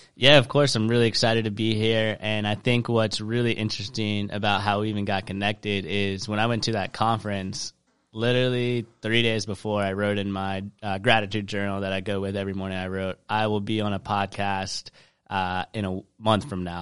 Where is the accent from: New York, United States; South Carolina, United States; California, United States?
South Carolina, United States; Charleston; I grew up in Charleston, South Carolina